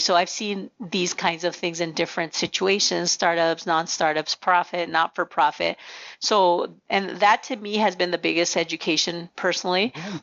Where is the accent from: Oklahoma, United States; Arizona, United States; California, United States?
Arizona, United States; Nogales; first language Spanish; English is a second language; we grew up in the border town of Nogales